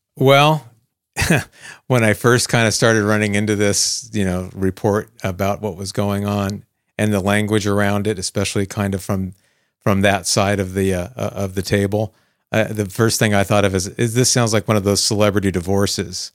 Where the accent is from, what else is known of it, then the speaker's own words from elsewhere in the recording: Arizona, United States; my life as a teenager growing up in Arizona